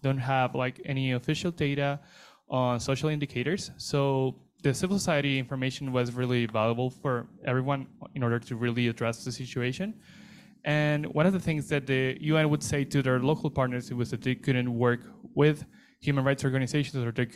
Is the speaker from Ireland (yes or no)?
no; Venezuela; I come from Venezuela.